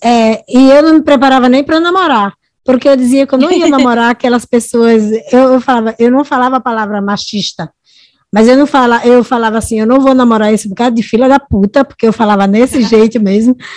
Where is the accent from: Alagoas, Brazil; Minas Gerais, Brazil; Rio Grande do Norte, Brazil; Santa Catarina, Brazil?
Rio Grande do Norte, Brazil; Natal; moved away as an adult; also born or lived in Santos; eu sou do Natal, Rio Grande do Norte